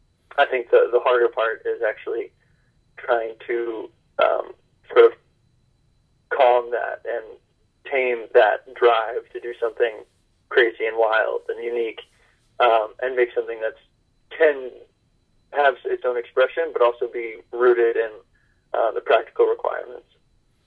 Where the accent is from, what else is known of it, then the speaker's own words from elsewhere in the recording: New Hampshire, United States; Growing up in New Hampshire, I sort of have this rugged individualism. Our state motto is live free or die.